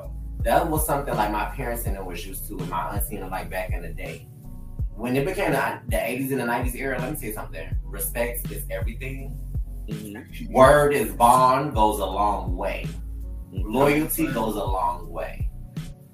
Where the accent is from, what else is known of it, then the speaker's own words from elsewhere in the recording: Detroit, Michigan, United States; I'm from Detroit